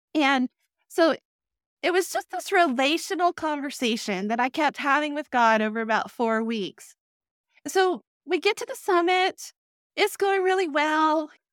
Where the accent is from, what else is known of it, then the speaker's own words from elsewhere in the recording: Texas, United States; moved away as an adult; also born or lived in Durham, North Carolina; I grew up in Texas